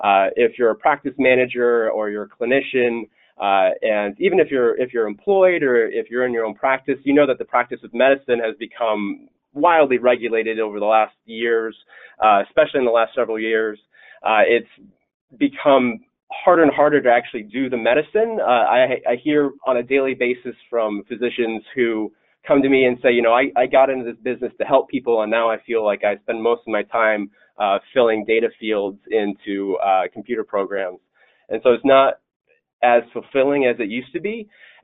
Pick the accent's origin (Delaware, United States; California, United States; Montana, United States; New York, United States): Delaware, United States; Delaware just happens to be my home state.